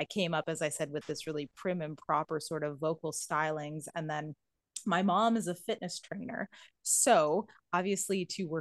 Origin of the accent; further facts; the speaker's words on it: Canada; I am a Canadian.